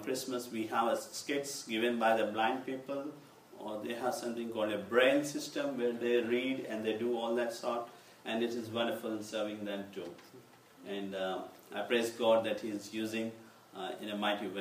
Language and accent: English; Hyderabad, Telangana, India; I come from Hyderabad